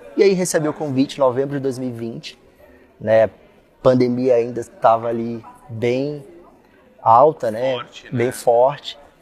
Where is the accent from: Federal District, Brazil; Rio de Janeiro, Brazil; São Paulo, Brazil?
Federal District, Brazil; Brasília; Sou brasiliense, tá? Com orgulho